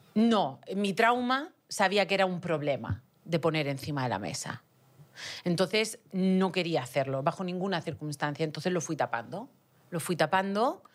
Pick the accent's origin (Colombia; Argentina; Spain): Spain; Region of Murcia; accent: Murcian; moved away; also born or lived in Utah, United States; En español tengo acento murciano